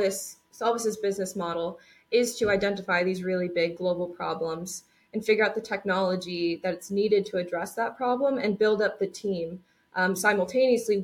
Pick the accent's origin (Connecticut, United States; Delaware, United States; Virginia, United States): Connecticut, United States; So we're actually both from Connecticut. So we both grew up in Connecticut, attended WPI.